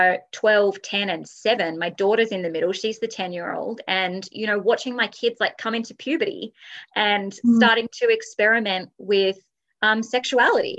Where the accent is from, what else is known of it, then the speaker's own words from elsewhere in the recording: Australia; I'm Australian, we're a good like 10 years behind here in Australia